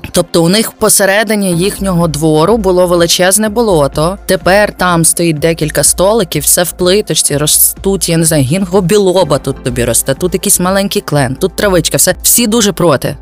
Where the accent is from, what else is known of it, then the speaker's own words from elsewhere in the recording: Lviv, Lviv Oblast, Ukraine; я зі Львова